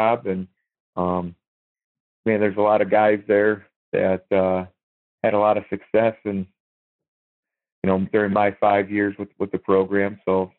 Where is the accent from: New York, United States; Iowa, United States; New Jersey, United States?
Iowa, United States; moved away as an adult; also born or lived in North Carolina; now in Ohio, United States; my wife is from Iowa, I'm from Iowa